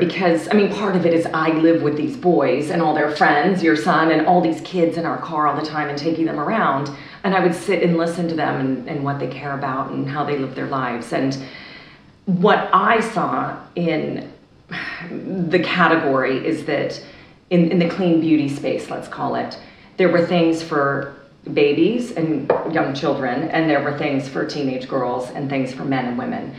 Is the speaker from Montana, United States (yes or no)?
no; California, United States; I grew up in California in the 70s and 80s